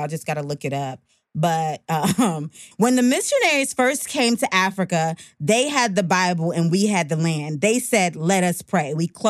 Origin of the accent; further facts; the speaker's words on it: Jamaica; born there; Well, I was born in Jamaica to my mother and father, fell in love, whatever.